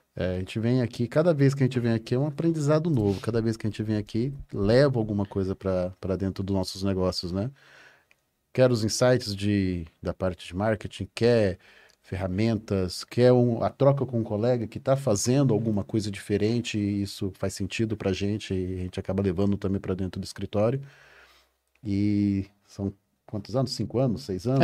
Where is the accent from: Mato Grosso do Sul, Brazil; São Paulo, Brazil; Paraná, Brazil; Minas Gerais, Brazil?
Mato Grosso do Sul, Brazil; eu sou lá do, do Mato Grosso do Sul, lá no meião do Brasil